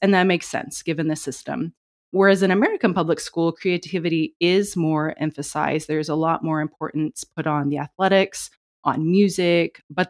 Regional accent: China; growing up in China because English was always the first language spoken in our home. And reading and writing Chinese was extremely difficult for me.

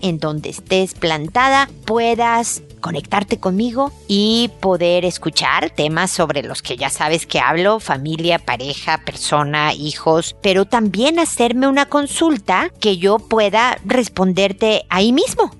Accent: Mexico; now in Chile; porque soy mexicana y porque vivo en Chile.

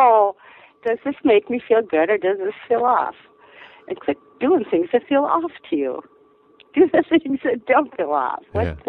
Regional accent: Minnesota, United States; moved away as an adult; now in Wisconsin, United States; I'm a Minnesotan who's temporarily transplanted to Wisconsin, feeling a little bit homesick

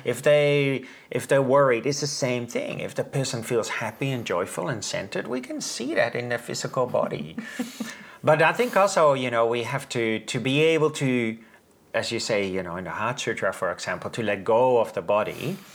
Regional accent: Netherlands; I'm from the Netherlands

